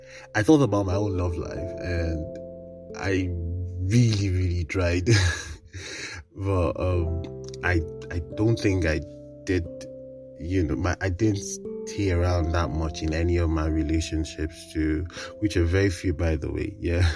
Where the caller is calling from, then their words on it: Kaduna, Kaduna State, Nigeria; I am recording from Kaduna, Nigeria.